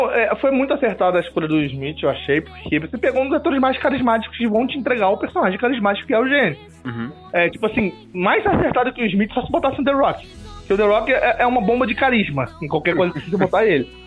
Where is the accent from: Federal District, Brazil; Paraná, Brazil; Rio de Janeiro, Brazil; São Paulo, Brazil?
Rio de Janeiro, Brazil; E como eu sou carioca